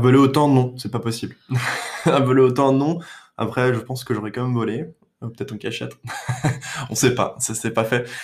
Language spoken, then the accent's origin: French; Paris, Île-de-France, France; moved away as an adult; also born or lived in Clamart / New York / Detroit / Boston; je suis né à Paris dans le 14e, et euh, aujourd'hui, je vis euh, donc à Clamart dans le 92